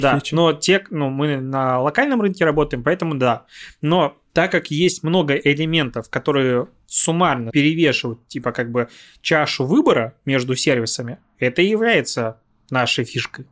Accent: Belarus; moved away; я белорус, у меня права белорусские

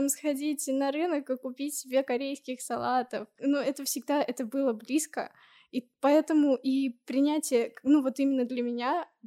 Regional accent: Tashkent, Uzbekistan; moved away; also born or lived in Nizhny Novgorod; Я училась в Ташкенте.

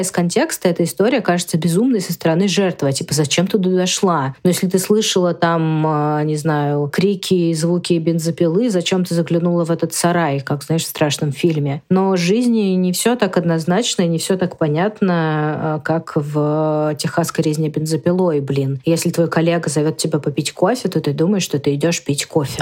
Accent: Russia; я родилась в России

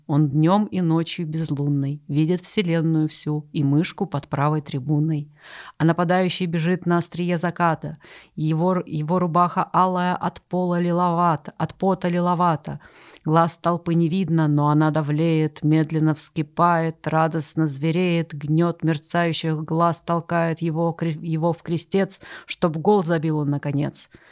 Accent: Ust-Ilimsk, Irkutsk Oblast, Russia; now in Moscow, Russia; я ещё выросла в Ист-Илимской, Иркутской области. У нас там с каждой точки можно было увидеть Ангару

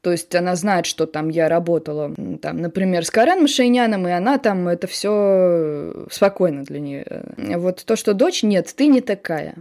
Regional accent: Samara, Samara Oblast, Russia; moved away as an adult; now in Moscow, Russia; Я выросла в Самаре, но потом я поступила в МГИМО и уехала

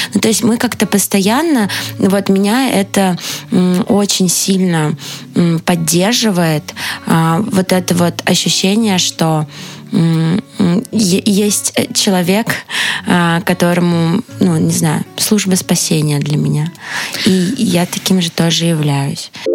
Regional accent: Moscow, Russia; я из Москвы, но сердцем из Петербурга

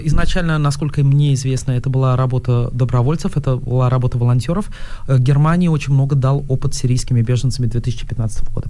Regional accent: Moscow, Russia; я из Москвы

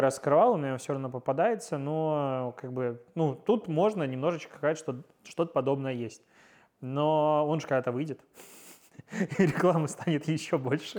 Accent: Pinsk, Brest Region, Belarus; я из Пинска

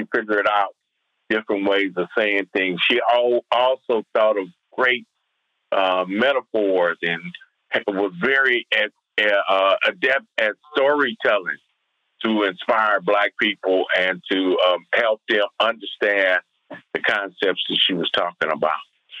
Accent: Compton, California, United States; Growing up in Compton, California

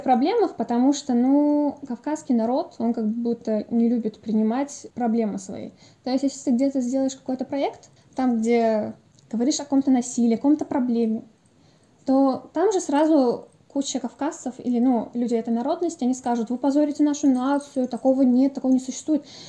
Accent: Dagestan, Russia; Я из Дагестана

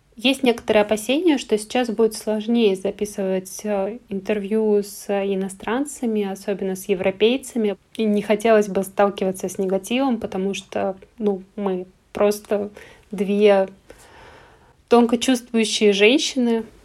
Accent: Ivanovo, Ivanovo Oblast, Russia; now in Moscow, Russia; Я родом из Иваново

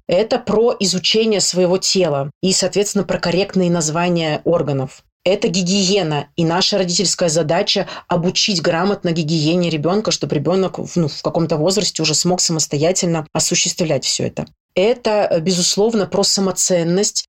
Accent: Saint Petersburg, Russia; я из Санкт-Петербурга

